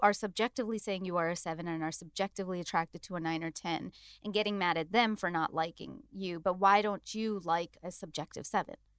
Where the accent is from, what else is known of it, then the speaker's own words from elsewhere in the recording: India; as an Indian